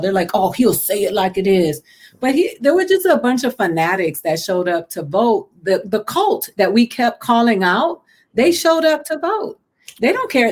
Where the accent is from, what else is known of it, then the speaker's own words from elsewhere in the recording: Puerto Rico; Puerto Ricans who are America's bitch because we are, you know, we're a Commonwealth and we're the stepchild